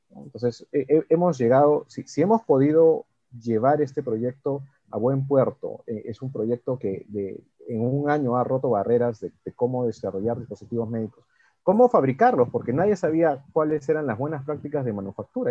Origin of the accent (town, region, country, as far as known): Peru